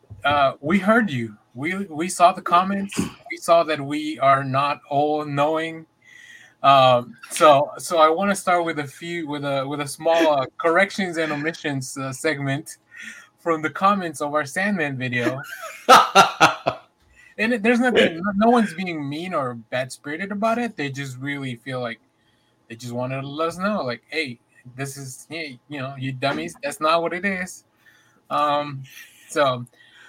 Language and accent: English; United States; accent: American; my stupid American accent